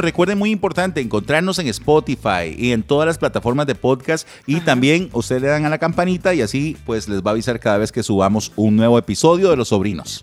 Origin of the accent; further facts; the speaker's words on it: Moravia, San José, Costa Rica; yo soy de Moravia